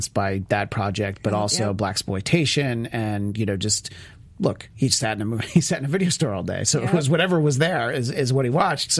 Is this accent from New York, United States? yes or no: yes; New York, United States; now in Los Angeles, United States; I grew up in New York State